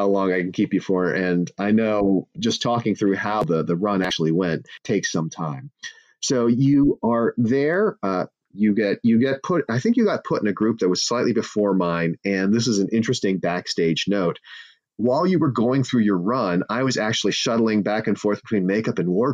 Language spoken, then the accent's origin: English; Santa Monica, California, United States; now in Palo Alto, United States; I grew up in Santa Monica, so I am local in that sense